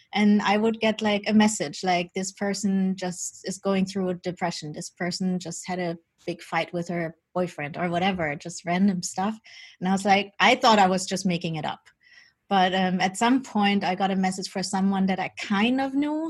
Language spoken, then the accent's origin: English; Germany; also born or lived in Colombia; I was born in Colombia. My birth mother is um, indigenous from the Embera tribe, and they still have like their own customs and they still work with shamans and all that. But I was adopted as a baby by my Dutch parents, and I grew up during Germany